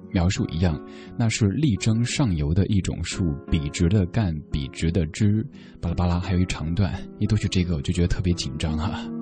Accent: Chengdu, Sichuan, China; 我的家乡成都

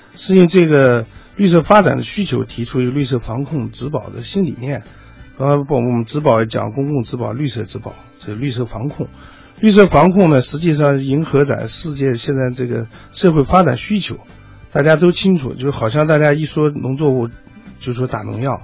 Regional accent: Wuchuan, Inner Mongolia, China; now in Beijing, China; 我的老家是土豆之乡

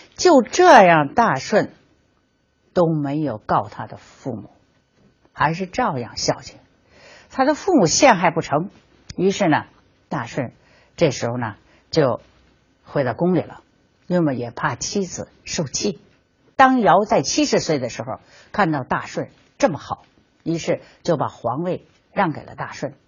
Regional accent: China; 我们中国人

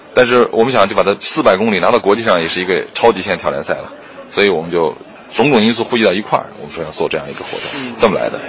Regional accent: Gansu, China; 而我本身又是出生在戈壁上，我是在甘肃出生的，所以我对那儿特别有感觉

